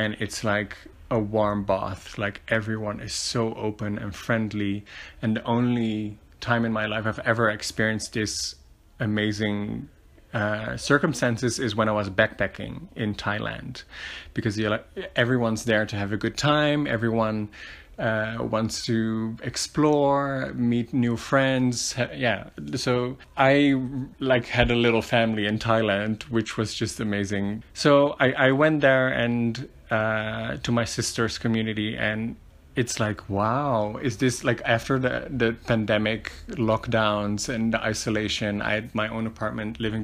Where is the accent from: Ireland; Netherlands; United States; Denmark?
Netherlands; moved away as an adult; now in Medellin, Colombia; I was born and raised in the Netherlands. I've lived there for most of my life.